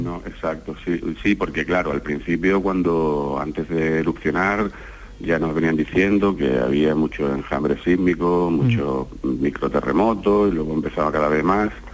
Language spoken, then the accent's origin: Spanish; Algeciras, Andalusia, Spain; now in La Palma, Spain; toda mi familia que está en Algeciras, yo soy de Algeciras